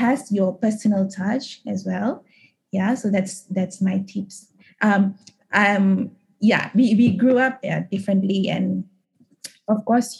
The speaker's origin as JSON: {"language": "English", "region": "Sabah", "country": "Malaysia", "tie": "born or raised there", "also_born_or_lived": "Kuala Lumpur", "moved": "yes", "said": "I grew up in Sabah and I'm also Kadazan"}